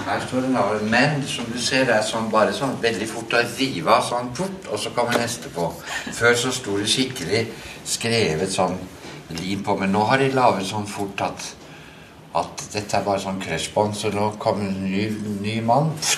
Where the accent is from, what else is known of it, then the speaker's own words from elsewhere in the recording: Flekkefjord, Agder, Norway; moved away; Jeg kommer fra Flekkefjord. Og der eh, vokste jeg jo opp i en eh, flott familie